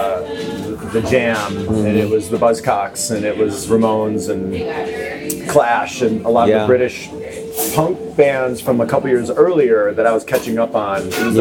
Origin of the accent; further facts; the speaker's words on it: Chicago, Illinois, United States; that was the music that sounded different to me when I was a kid growing up in Chicago and listening to the radio.